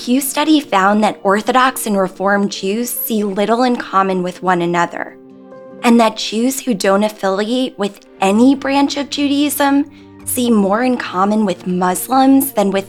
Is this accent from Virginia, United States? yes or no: no; New York, United States; as a New Yorker